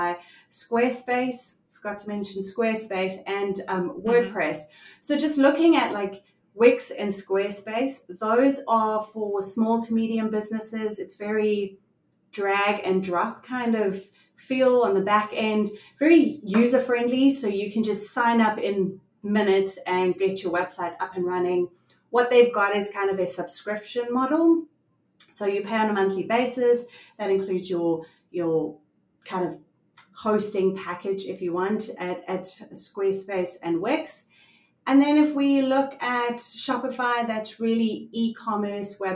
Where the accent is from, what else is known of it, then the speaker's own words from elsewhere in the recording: South Africa; I am from South Africa.